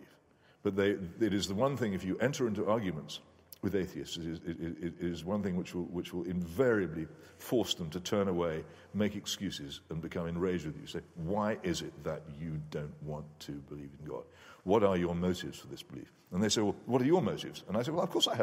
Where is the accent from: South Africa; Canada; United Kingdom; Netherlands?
United Kingdom; I'm British